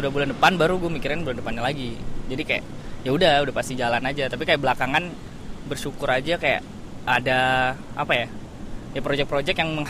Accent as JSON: {"language": "Indonesian", "town": "Bandung", "region": "West Java", "country": "Indonesia", "lives_now": "Jakarta, Indonesia", "said": "Dari Bandung sih"}